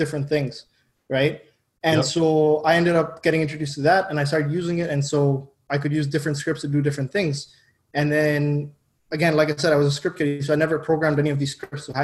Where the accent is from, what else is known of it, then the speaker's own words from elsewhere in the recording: Dubai, United Arab Emirates; moved away; I grew up in Dubai